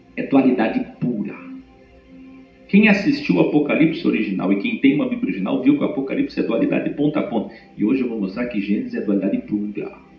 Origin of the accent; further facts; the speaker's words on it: Curitiba, Paraná, Brazil; moved away; Eu que vim de Curitiba, sou bom no R